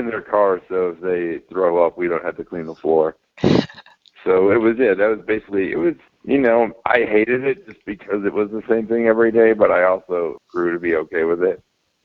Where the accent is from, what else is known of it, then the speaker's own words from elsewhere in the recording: Davie, Florida, United States; also born or lived in Miami, Florida; I was born in Miami in 1983, and then I grew up in Davie, Florida